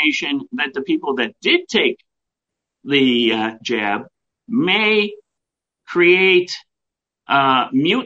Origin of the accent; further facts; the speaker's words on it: United States; we come together as Americans